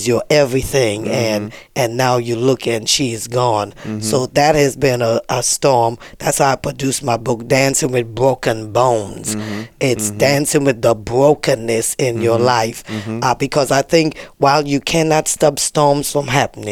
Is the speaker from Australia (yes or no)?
no; Trinidad & Tobago; I was born in Trinidad